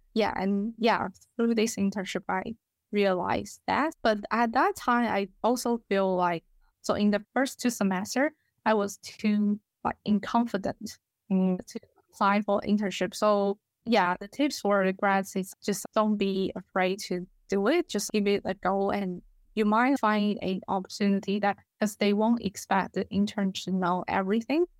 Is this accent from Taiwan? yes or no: yes; Taiwan; English is a second language; moved away as an adult; also born or lived in Melbourne, Australia; now in Australia; I'm from Taiwan, and now I work as associate engineer in Zero